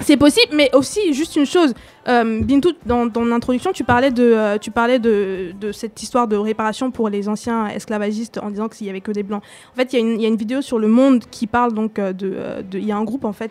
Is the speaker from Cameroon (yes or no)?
yes; Cameroon; now in France; je suis originaire du Cameroun